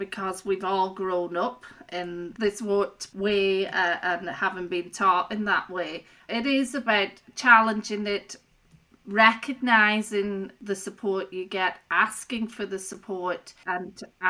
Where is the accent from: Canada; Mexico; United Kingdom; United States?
United Kingdom; Rossendale Valley, North West England; moved away as an adult; also born or lived in Belfast, United Kingdom; So I grew up originally in Lancashire in a place called the Rossendale Valley. I moved to Belfast, Northern Ireland, to study at Queen's University.